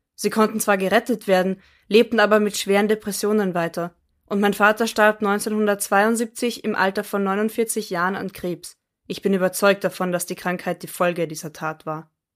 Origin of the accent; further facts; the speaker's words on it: Austria; Bei uns in Österreich